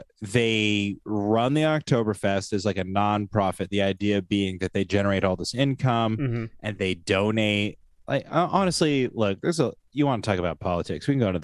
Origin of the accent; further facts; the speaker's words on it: Oregon, United States; But see, I live in small town Oregon. I was raised in small town Oregon. My hometown that I graduated high school from had like 2,500 people.